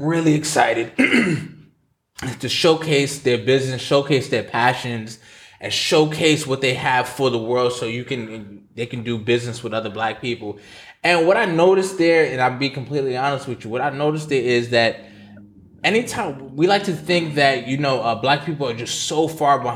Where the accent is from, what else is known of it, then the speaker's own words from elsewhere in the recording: New York, United States; we're from New York